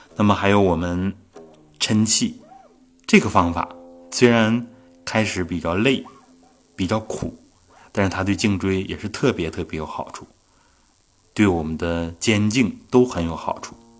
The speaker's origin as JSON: {"language": "Chinese", "region": "Northeast China", "country": "China", "said": "我们东北的一句土话，啊，叫“更更脖儿”"}